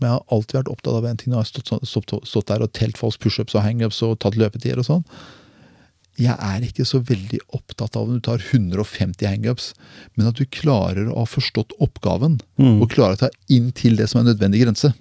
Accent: Porsgrunn, Telemark, Norway; Porsgrunn Telemark

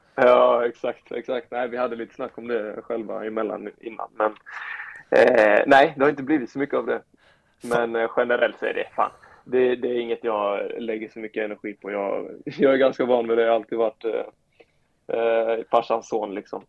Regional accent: Sweden; also born or lived in Denmark / Bulgaria / South Korea; Jätteskönt att vara hemma i, i, Sverige igen. Även om det inte är hemma hemma så är det ändå det, det är hemma i Sverige liksom.

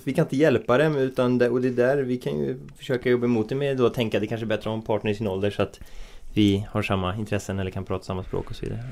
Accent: Bohuslän, Västra Götaland, Sweden; vi är från Bohuslän så vi säger ju mas

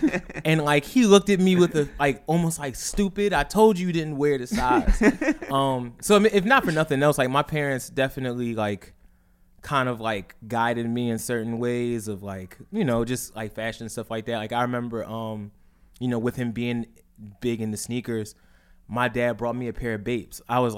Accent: Philadelphia, Pennsylvania, United States; Like growing up in Philly back in like the early 2000s was like the shit.

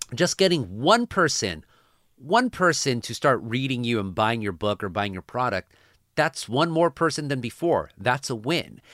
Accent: Anaheim, California, United States; here in Orange County, I'm from Anaheim, so Yes, I'm very Mexican

